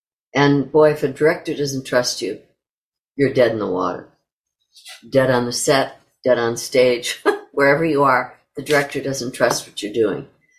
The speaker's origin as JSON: {"language": "English", "region": "New York", "country": "United States", "said": "I was a stage actress and that I came from New York"}